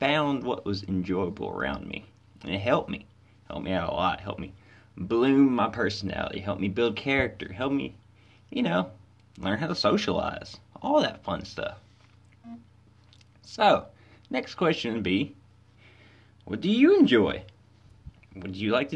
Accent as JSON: {"language": "English", "town": "Corinth", "region": "Mississippi", "country": "United States", "tie": "born or raised there", "said": "I was born and raised in Corinth, Mississippi"}